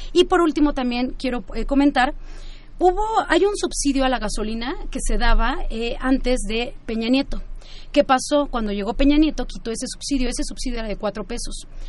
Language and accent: Spanish; Mexico; nuestro país